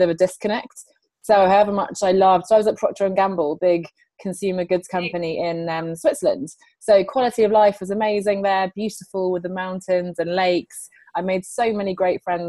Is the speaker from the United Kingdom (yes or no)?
yes; England, United Kingdom; also born or lived in Sweden; I'm calling in from London, but I'm actually Swedish. My parents are Swedish. I grew up here in England, as you can tell by my accent.